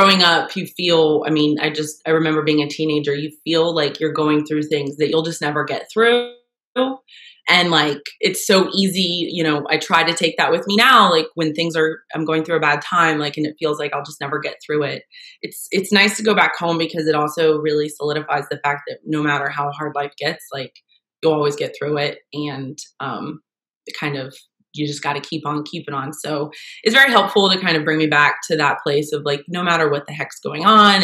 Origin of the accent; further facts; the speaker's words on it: West Virginia, United States; also born or lived in Ohio; I was born in Ohio and raised in West Virginia